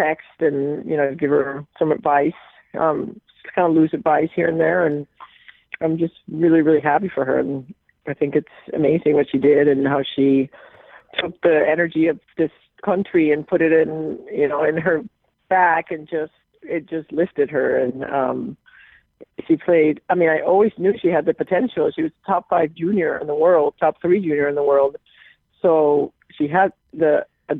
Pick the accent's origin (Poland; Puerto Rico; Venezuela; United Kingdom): Puerto Rico; now in Connecticut, United States; I'm born and raised in Puerto Rico